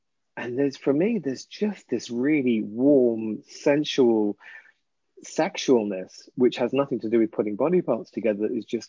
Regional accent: England, United Kingdom; ass because I'm English.

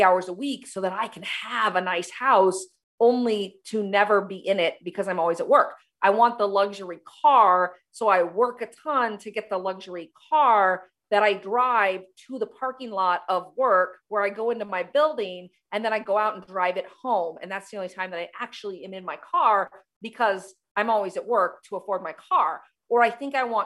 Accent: United States; I'm from the United States.

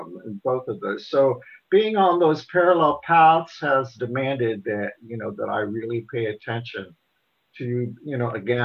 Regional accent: Portland, Indiana, United States; I grew up in Portland, Indiana.

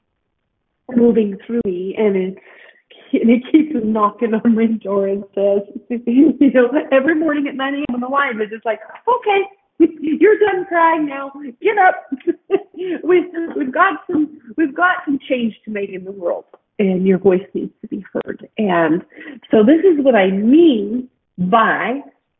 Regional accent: Edmonton, Alberta, Canada; born or raised there; also born or lived in Salt Lake City, Utah, United States

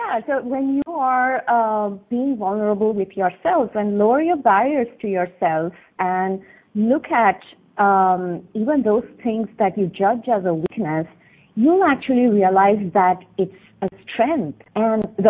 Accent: Bangalore, Karnataka, India; moved away as an adult; I was born in south of India, in the city called Bangalore, and I lived 28 years of my life there

